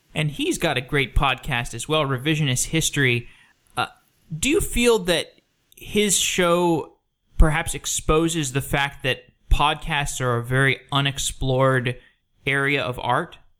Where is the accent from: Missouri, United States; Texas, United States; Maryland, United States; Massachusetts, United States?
Texas, United States; Austin; I grew up in Austin. I spent 23 years there